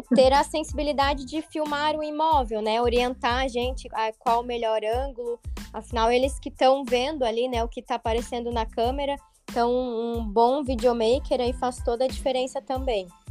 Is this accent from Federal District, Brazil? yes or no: no; Rio do Sul, Santa Catarina, Brazil; moved away as an adult; now in Balneário Camboriú, Brazil; sou natural de Rio do Sul, interior aqui de Santa Catarina